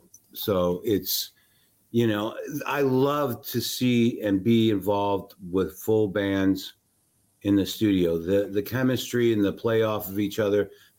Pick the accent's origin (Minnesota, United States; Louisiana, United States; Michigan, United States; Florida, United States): Michigan, United States; also born or lived in Dearborn, Michigan / Romulus, Michigan / Hillsdale, Michigan; now in Dallas, United States; I grew up in Michigan, but, you know, I was married here.